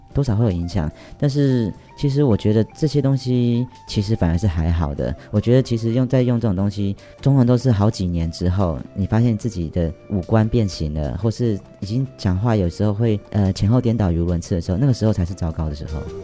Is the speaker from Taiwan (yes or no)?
yes; Taiwan; 我们台湾人